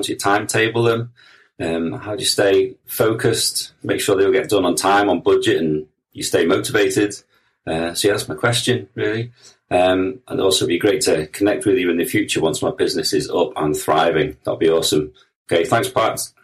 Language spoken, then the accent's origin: English; Liverpool, North West England, United Kingdom; I'm from Liverpool in the U K.